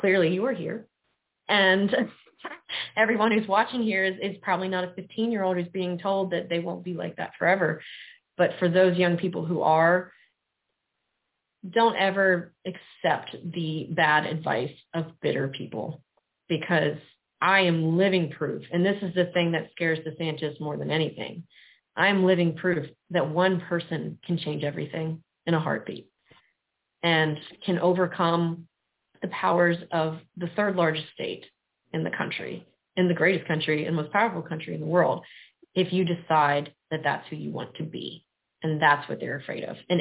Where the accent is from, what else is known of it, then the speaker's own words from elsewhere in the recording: South Mississippi, United States; moved away as an adult; now in Florida, United States; I grew up poor in South Mississippi